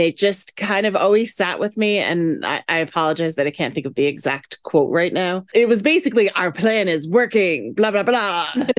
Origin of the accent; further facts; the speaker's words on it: New Jersey, United States; Come on, I'm Italian. I'm from Jersey.